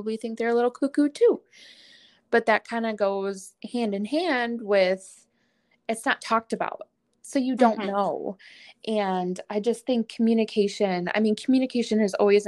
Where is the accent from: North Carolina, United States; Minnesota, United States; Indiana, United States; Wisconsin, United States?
Wisconsin, United States; moved away; I'm originally from Wisconsin.